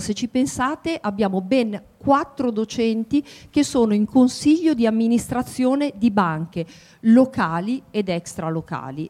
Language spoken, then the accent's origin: Italian; Piedmont, Italy; moved away as an adult; also born or lived in Milan; now in Macerata, Italy; sono piemontese eh, e qui all'Università di Macerata insegno dal 1997